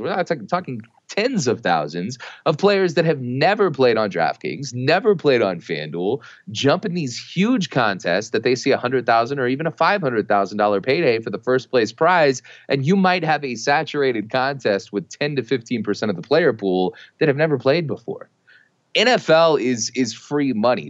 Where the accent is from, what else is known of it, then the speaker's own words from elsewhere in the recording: Texas, United States; my wife and I, we're both from Texas